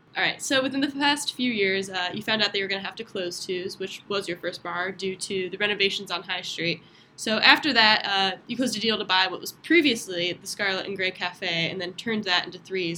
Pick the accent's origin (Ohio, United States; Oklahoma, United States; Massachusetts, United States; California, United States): Ohio, United States; Cleveland; I'm from Cleveland, Ohio.